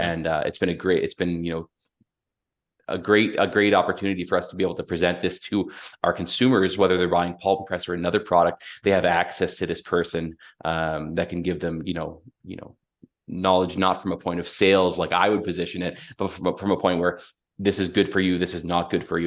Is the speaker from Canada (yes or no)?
yes; London, Ontario, Canada; I was born and raised in London, Ontario.